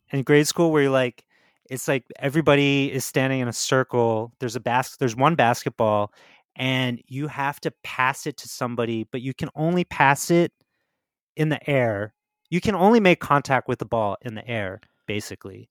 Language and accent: English; New Jersey, United States; I grew up in Jersey